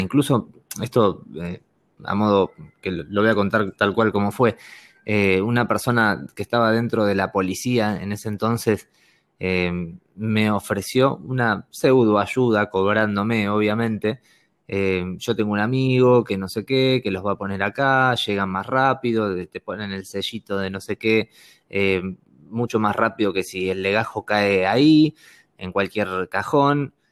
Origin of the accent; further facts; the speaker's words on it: Argentina; moved away; also born or lived in Madrid / Barcelona; yo vengo de Argentina